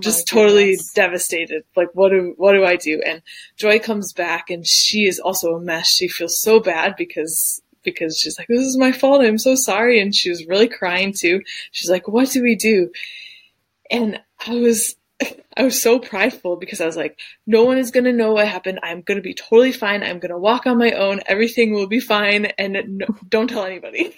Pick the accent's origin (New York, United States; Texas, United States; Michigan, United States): Michigan, United States; Detroit; moved away as an adult; now in Dusseldorf, Germany; I am from Detroit originally, but I currently live in Dusseldorf, Germany